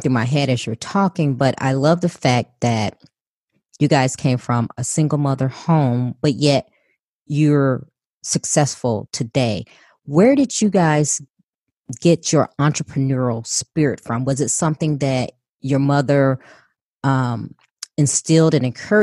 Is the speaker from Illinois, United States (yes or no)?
yes; Chicago, Illinois, United States; I was born and raised in Chicago